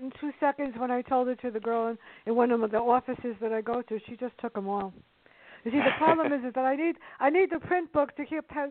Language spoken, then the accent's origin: English; New York City, New York, United States; growing up in the South Bronx